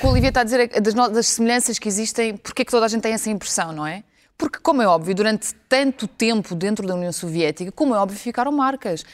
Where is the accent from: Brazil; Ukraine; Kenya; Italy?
Ukraine; now in Portugal; sabendo que eu nasci na Ucrânia